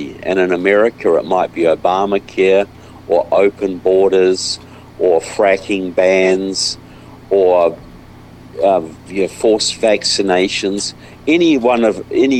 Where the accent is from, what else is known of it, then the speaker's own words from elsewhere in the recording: New Zealand; now in United States; I'm from New Zealand, but I live in the United States now.